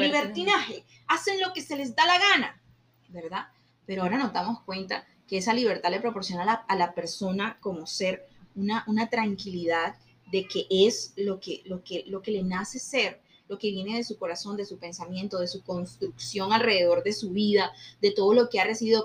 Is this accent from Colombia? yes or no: yes; Colombia; como colombianos